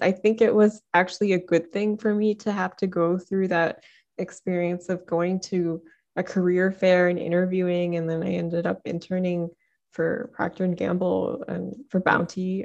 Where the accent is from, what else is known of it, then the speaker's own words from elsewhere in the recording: Detroit, Michigan, United States; I'm from Detroit